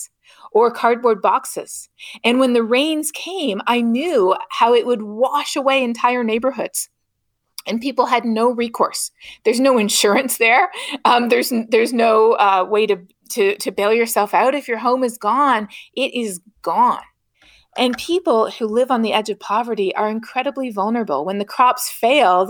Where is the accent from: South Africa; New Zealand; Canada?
Canada; growing up in Canada